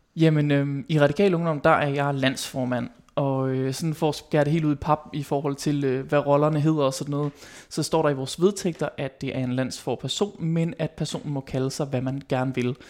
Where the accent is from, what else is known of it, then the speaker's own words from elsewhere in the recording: West Jutland, Denmark; nu er jeg jo vestjyde